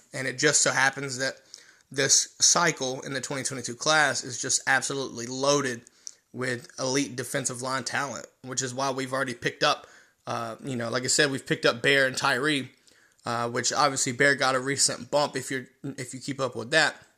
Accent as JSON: {"language": "English", "region": "North Carolina", "country": "United States", "said": "I'm from North Carolina, so I can talk like"}